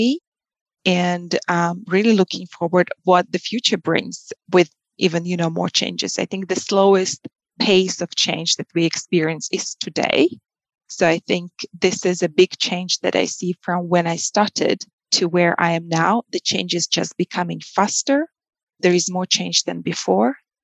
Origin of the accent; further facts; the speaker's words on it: Russia; moved away as an adult; also born or lived in Moscow / United States / China; I was born and raised in Russia